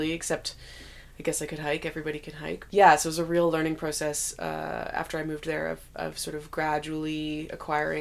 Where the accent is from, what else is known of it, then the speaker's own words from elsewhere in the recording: Ottawa, Ontario, Canada; moved away as an adult; now in Whitehorse, Canada; I grew up in Ottawa, more in eastern Canada